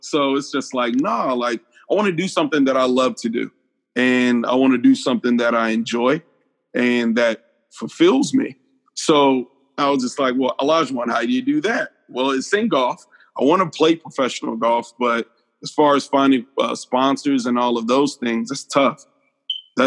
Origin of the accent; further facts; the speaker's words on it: Atlanta, Georgia, United States; I'm from East Atlanta